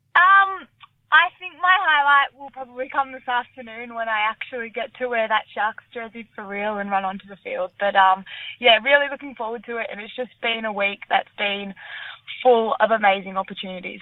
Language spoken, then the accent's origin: English; Sydney, New South Wales, Australia; I grew up in the Shire when I was younger